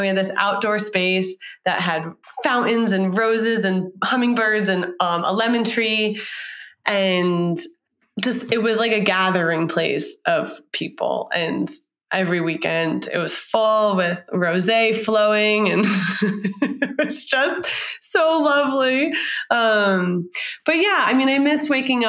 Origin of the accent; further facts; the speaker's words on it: New York, United States; also born or lived in San Francisco; now in Boston, United States; I'm from New York